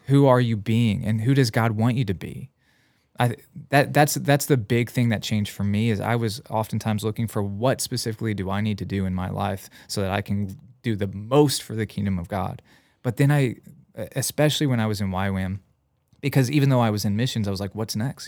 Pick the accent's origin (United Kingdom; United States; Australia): United States; Union; moved away as an adult; my hometown Union